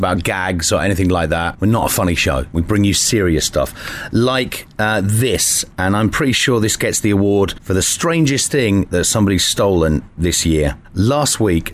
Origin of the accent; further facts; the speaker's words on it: Ireland; moved away; I'm from Ireland